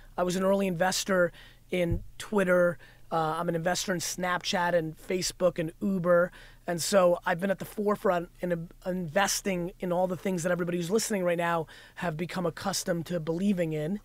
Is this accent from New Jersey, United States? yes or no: yes; New Jersey, United States; also born or lived in Russia; I grew up in Jersey